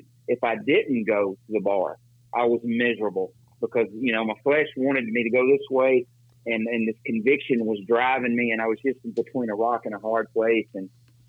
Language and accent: English; Decatur, Alabama, United States; moved away as an adult; now in Mexico; I'm originally from Decatur, Alabama